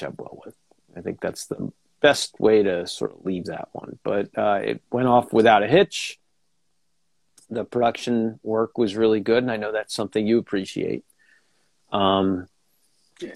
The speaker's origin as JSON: {"language": "English", "country": "United States", "tie": "born or raised there", "said": "growing up outside New York City"}